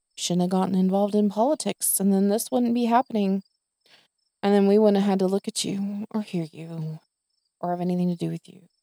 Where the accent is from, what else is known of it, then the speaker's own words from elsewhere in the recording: the South, United States; I was born and raised in the South